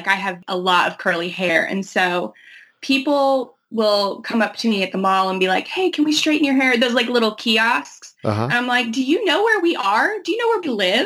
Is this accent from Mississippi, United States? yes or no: no; St. Petersburg, Florida, United States; I grew up in St. Petersburg